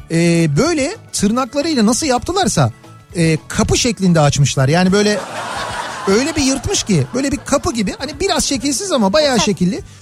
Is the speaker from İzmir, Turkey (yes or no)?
no; Istanbul, Turkey; Bak biz kaç yıldır geziyoruz. Ben doğma büyüme buralıyım. Hala bitirmiş değilim İstanbul'u.